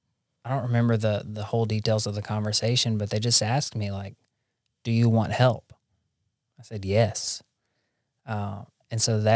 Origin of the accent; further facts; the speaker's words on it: Jackson, Tennessee, United States; But I think it's good that I wasn't in my hometown. Like, there's good treatment centers in Jackson, Tennessee, and I have several friends who have gotten sober there.